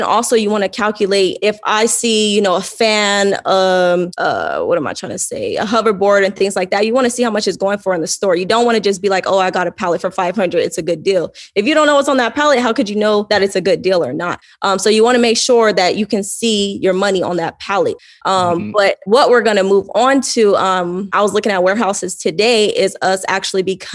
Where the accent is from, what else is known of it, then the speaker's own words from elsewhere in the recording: Fontana, California, United States; moved away as an adult; also born or lived in Pasadena, California; now in Arizona, United States; I was born in Pasadena, but we moved to like Fontana, grew up in Fontana, California.